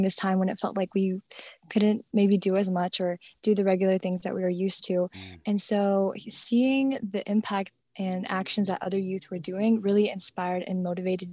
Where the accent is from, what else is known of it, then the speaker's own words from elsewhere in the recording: Minnesota, United States; I'm from Minnesota